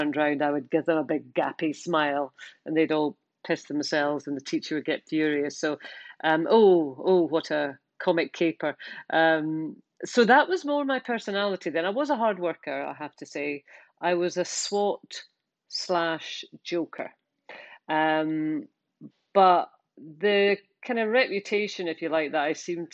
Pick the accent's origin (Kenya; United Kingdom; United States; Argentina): United Kingdom; Scotland; we're Scottish.